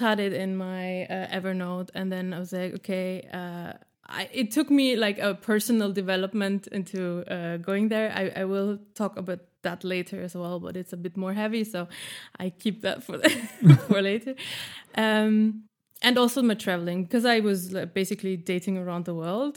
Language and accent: English; Austria; moved away as an adult; now in Berlin, Germany; I am living in Berlin since nine years, uh, and been single here three years. In this time, and I'm from Austria